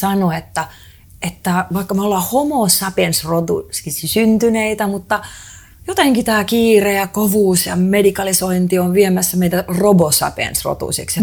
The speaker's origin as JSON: {"language": "Finnish", "country": "Estonia", "said": "mä oon itse Eestistä kotoisin"}